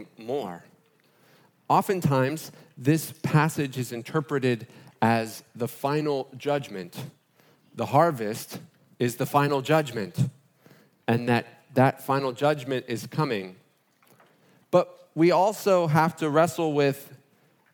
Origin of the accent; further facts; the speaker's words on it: Fort Lauderdale, Florida, United States; moved away; That's my hometown